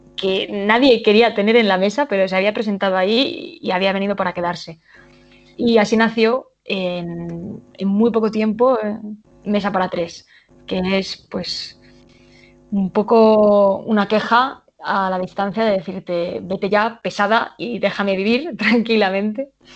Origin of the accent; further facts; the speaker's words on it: Cuenca, Castilla-La Mancha, Spain; Cuenca, obviamente, que es de donde, es donde yo nací, de donde yo soy, donde vive mi familia